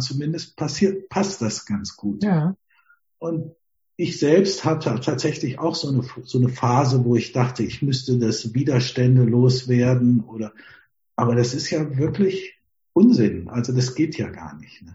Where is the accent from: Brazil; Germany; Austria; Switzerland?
Germany; Wir haben ja als Deutsche